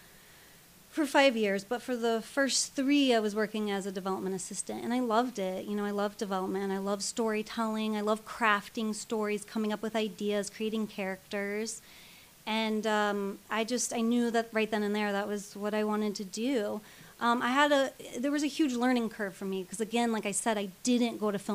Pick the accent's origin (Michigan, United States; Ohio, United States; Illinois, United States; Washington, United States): Illinois, United States; moved away; I come from the Midwest. I come from a small town in Illinois